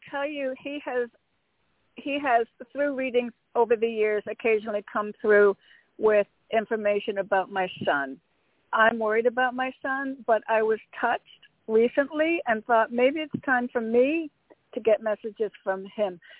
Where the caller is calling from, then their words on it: Connecticut, United States; from Connecticut.